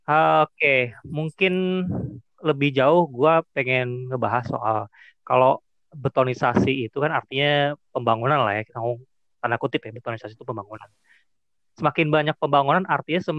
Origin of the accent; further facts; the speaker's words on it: Pemalang, Central Java, Indonesia; Ya gue kan asalnya Pemalang.